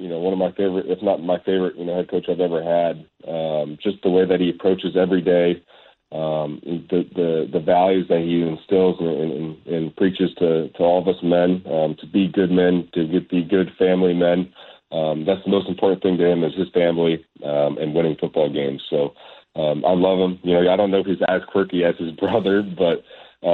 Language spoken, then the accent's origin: English; Arizona, United States; I'm from Arizona